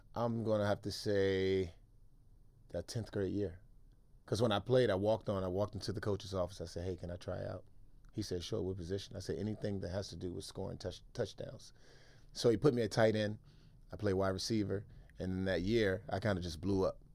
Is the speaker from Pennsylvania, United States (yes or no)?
no; Washington, District of Columbia, United States; moved away as an adult; also born or lived in Maryland / San Francisco; I grew up in Washington, D C